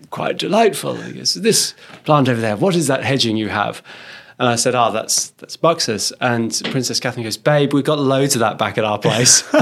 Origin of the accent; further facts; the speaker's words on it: Australia; oh, we're, we're from Australia. We're building a garden at the Chelsea Flower Show.